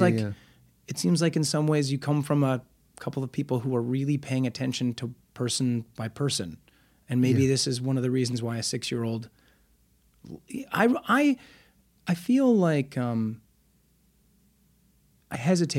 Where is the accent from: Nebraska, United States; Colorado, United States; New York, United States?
Nebraska, United States; Omaha; now in Los Angeles, United States; I'm from Omaha.